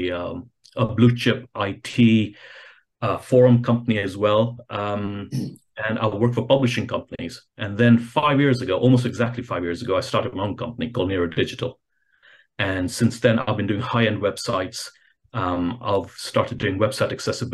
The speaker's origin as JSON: {"language": "English", "country": "Kenya", "said": "I'm originally from Kenya"}